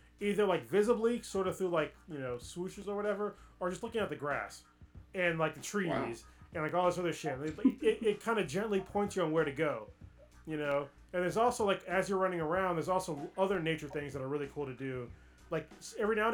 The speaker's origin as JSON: {"language": "English", "country": "United States", "said": "as an American"}